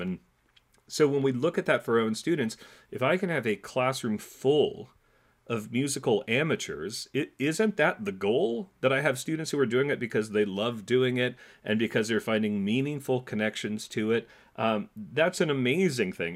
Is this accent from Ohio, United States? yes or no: no; California, United States; moved away as an adult; also born or lived in New York City / Montclair, New Jersey; now in New Jersey, United States; I grew up in California